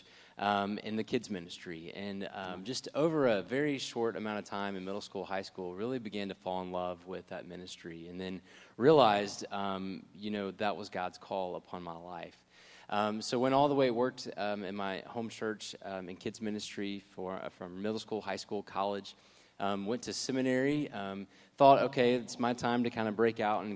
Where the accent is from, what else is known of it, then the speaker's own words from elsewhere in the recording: Jackson, Mississippi, United States; moved away; I'm originally from Jackson, Mississippi, so just to go ahead and throw that out there, that is where I'm from